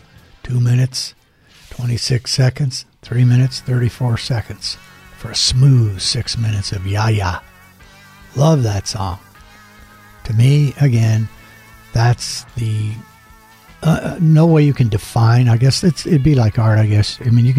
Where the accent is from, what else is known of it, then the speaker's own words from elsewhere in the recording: El Paso, Texas, United States; when we grew up in El Paso